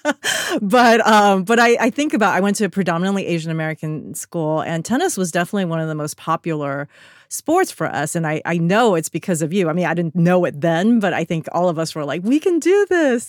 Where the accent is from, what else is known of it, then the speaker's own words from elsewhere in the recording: United States; born and raised in the united states